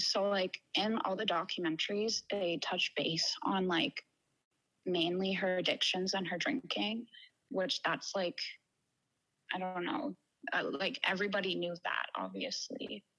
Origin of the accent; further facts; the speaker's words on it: Renfrew, Ontario, Canada; I'm from a really small town outside of Ottawa.